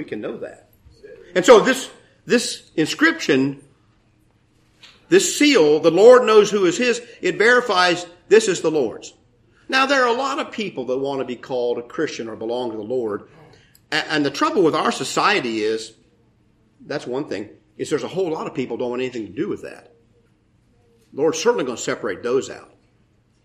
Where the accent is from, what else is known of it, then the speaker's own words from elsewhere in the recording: United States; I'm an American.